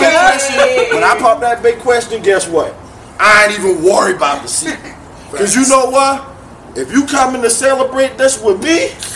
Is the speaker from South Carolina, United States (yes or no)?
yes; Charleston, South Carolina, United States; I'm from Charleston.